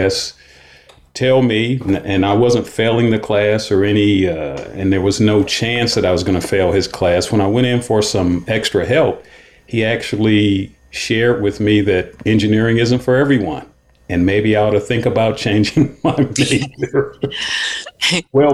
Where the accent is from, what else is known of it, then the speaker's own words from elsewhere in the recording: Cleveland, Ohio, United States; I grew up in Cleveland